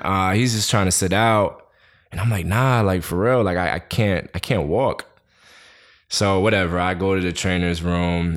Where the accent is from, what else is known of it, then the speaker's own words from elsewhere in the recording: New York City, New York, United States; I was born and raised in Queens.